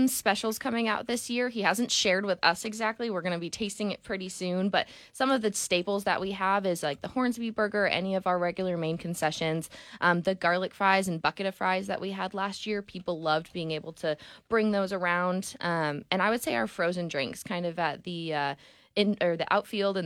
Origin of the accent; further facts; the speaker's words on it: Connecticut, United States; now in Tulsa, United States; I'm from Connecticut